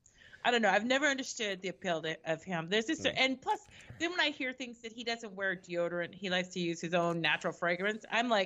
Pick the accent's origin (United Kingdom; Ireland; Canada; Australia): Ireland; I'm from Ireland.